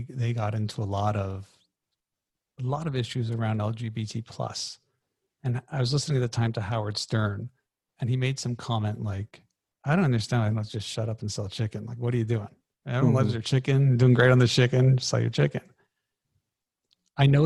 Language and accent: English; Canada; I'm Canadian